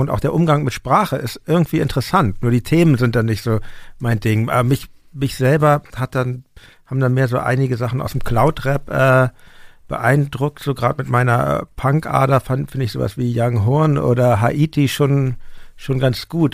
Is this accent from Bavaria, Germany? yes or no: no; Hamburg, Germany; now in Berlin, Germany; ich bin in der Stadt aufgewachsen in Hamburg, wohne auch jetzt in der Stadt